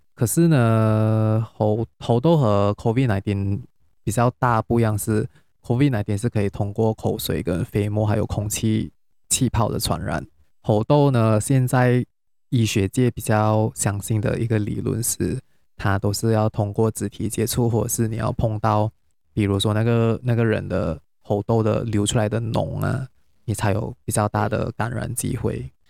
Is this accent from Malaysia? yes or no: yes; Penang, Malaysia; now in Kuala Lumpur, Malaysia; 我是从新加坡回来，但是我是马来西亚人，因为最近有放假，所以我会回， 我是，但是我是槟城人啊